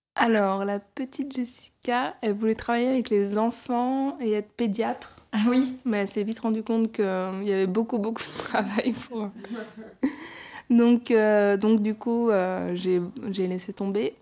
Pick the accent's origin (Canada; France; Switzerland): France; Chantilly, Hauts-de-France; moved away as an adult; also born or lived in Paris region; now in Paris, France; j'ai grandi dans, dans la région parisienne et dans l'Oise, donc près de Chantilly